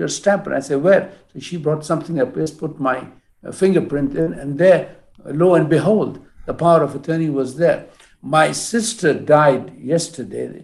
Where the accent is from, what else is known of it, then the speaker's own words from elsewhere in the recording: Jeddah, Makkah Province, Saudi Arabia; I'm from Jeddah